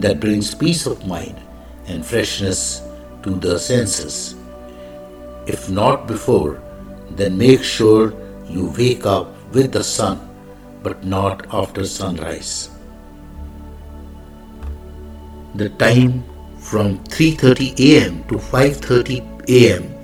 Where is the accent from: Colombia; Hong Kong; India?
India; I am the Indian monk